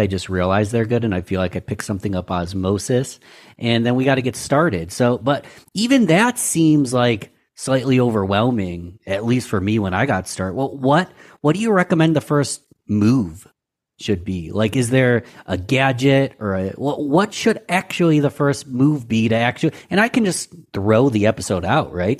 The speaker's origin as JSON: {"language": "English", "town": "Rochester", "region": "New York", "country": "United States", "tie": "born or raised there", "said": "I'm born and raised in Rochester, New York"}